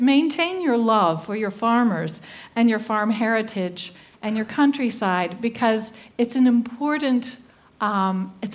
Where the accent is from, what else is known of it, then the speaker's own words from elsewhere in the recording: the American South, Southern United States, United States; accent: Southern; I'm a Southerner. I kind of tone it down when I travel, so I will be understood, but Southern Americans make an event of our vowels.